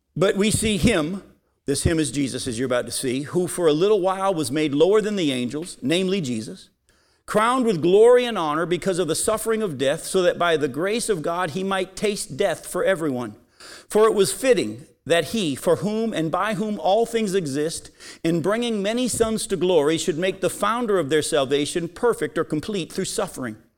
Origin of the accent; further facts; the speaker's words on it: New England, United States; as a kid growing up in New England